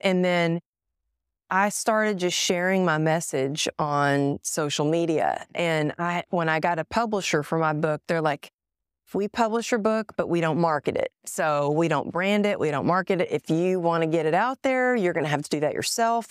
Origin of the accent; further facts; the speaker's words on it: Greenville, Texas, United States; moved away; I was born in Greenville